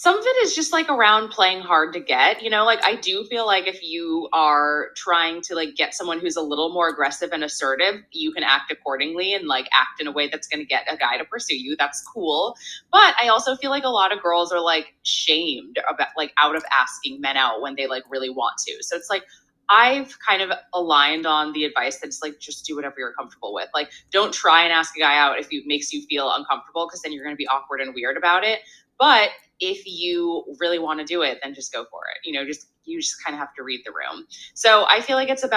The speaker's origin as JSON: {"language": "English", "town": "San Diego", "region": "California", "country": "United States", "moved": "yes", "lives_now": "Los Angeles, United States", "said": "I'm from San Diego, but I've been in LA for so many years at this point"}